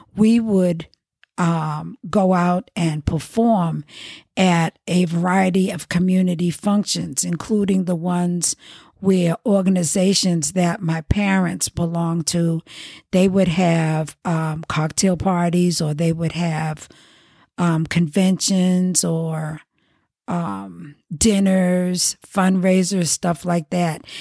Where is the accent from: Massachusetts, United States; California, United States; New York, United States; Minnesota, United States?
Massachusetts, United States; Boston; I was born in Boston, I grew up in the Roxbury section